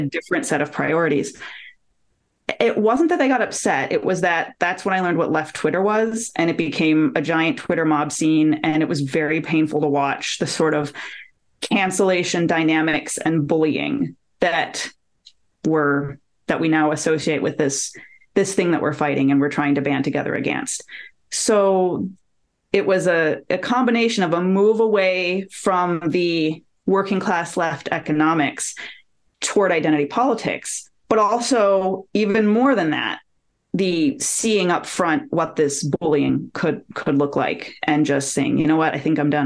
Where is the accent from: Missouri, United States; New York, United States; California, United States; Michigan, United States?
Michigan, United States; Detroit; moved away as an adult; My hometown is Detroit. I lived there until I got a job with the federal government and I moved here in 2013